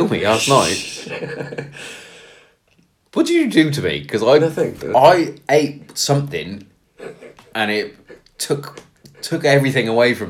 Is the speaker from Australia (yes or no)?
no; Kent, South East England, United Kingdom; I'm from Kent